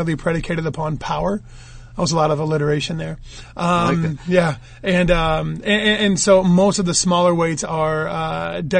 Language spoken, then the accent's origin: English; United States; I'm an American